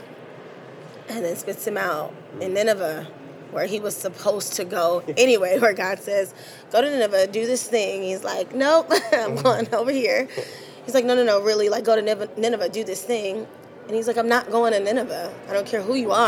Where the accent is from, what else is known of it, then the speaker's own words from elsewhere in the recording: Los Angeles, California, United States; I'm from Los Angeles, California, and I'm actually here in my hometown